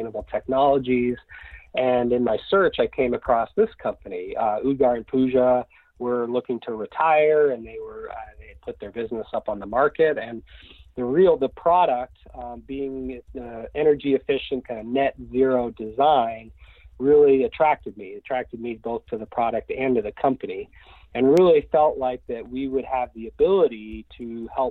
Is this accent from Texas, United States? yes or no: no; just outside Boston, Massachusetts, United States; I grew up in Massachusetts, just outside Boston